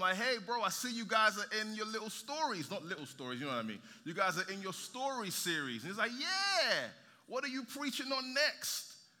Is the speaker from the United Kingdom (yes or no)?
yes; London, United Kingdom; moved away as an adult; also born or lived in Nigeria; now in San Antonio, United States; I was born in Nigeria, then I moved to London when I was 9. 7 odd years ago, my wife and I moved to San Antonio.